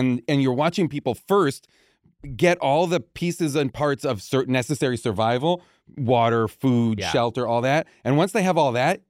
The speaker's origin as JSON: {"language": "English", "region": "New England", "country": "United States", "tie": "born or raised there", "said": "Growing up in New England, you know, summers were like, let's go out on this boat, or we stole a boat."}